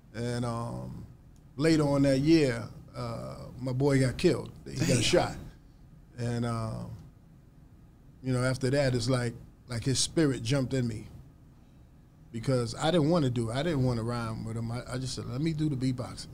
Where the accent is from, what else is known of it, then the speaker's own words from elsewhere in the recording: New York City, New York, United States; as a kid growing up in New York, I mean, we were just doing that every day in New York City